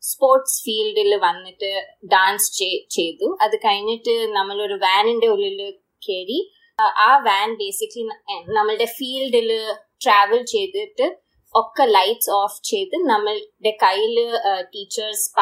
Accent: Hyderabad, Telangana, India; Malayalam is a second language; എന്റെ മലയാളം അത്രയൊക്കെ ശരിയല്ല ഞാൻ ഞാൻ ഹൈദരാബാദിലാ വളർന്ന അപ്പം ഇവിടത്തെ തെലുഗു probably എൻ്റെ ബെറ്റർ ആണ്

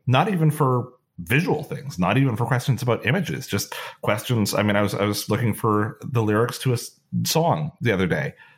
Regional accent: Canada; being Canadian

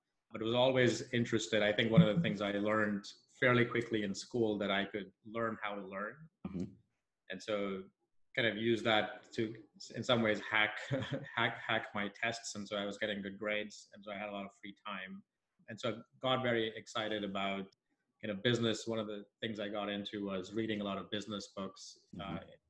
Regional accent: Nigeria; So I grew up in Nigeria. My parents are from India originally.

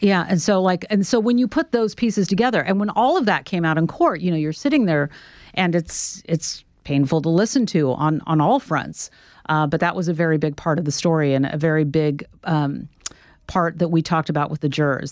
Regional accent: Sacramento, California, United States; I'm from Sacramento, so a short jog from Sacramento

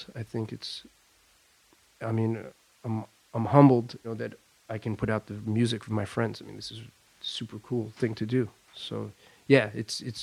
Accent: Long Island, New York, United States; moved away as an adult; also born or lived in Brooklyn, New York; now in Paris, France; I grew up in Long Island.

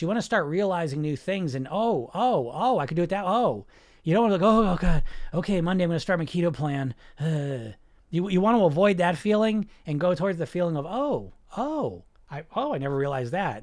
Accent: New Jersey, United States; I grew up in New Jersey

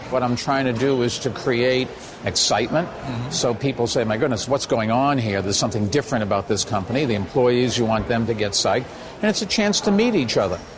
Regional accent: New York, United States; I'm a New Yorker, and I know a con when I see one.

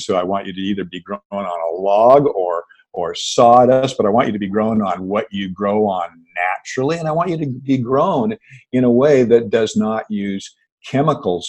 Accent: Seattle, Washington, United States; born and raised in the Pacific Northwest. I grew up in Seattle

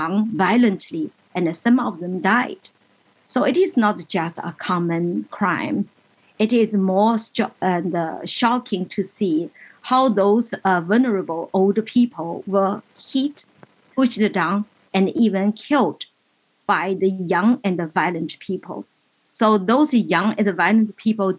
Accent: China; moved away as an adult; now in United States; I was born in China

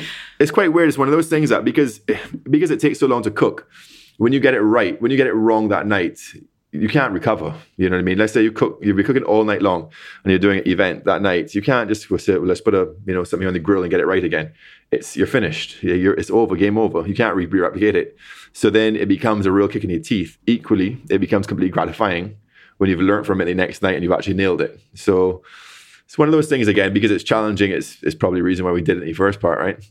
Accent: Barbados; moved away; I'm from Barbados, you know, born and raised

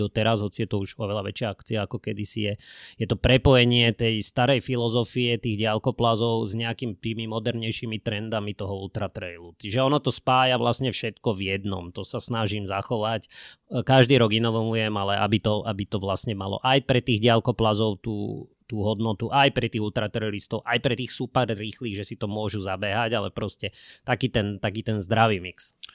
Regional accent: Bratislava, Bratislava Region, Slovakia; ja som Vrbovčan, ja som Bratislavčan

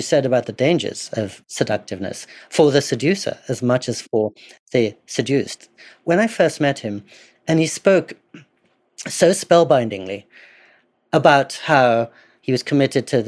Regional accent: England, United Kingdom; I grew up in English boarding schools, a 15th century boarding school in particular

